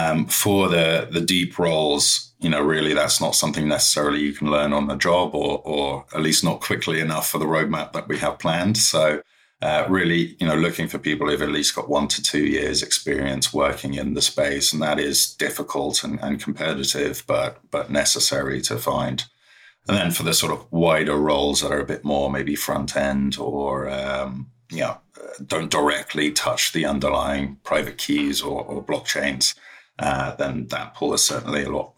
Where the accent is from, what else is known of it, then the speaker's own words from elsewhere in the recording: London, United Kingdom; moved away as an adult; So I'm from London originally and ended up moving to Beijing